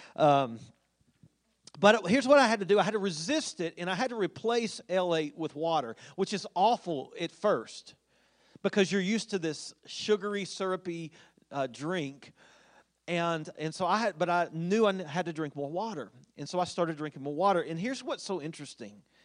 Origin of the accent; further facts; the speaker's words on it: Winchester, Kentucky, United States; growing up in Winchester